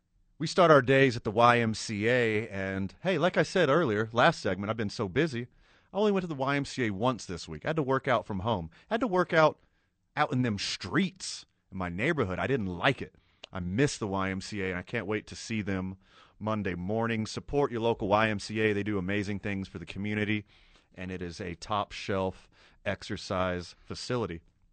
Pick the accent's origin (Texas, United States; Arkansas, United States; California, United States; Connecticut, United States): Texas, United States; Houston; now in Albuquerque, United States; I grew up right outside of Houston, Texas.